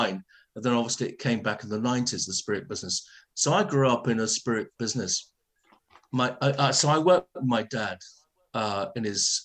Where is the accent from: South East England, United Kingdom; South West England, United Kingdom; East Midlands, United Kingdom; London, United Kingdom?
London, United Kingdom; now in East Sussex, United Kingdom; I'm a Ladbroke Grove boy. I was born in Portobello Road, right, above my dad's liquor store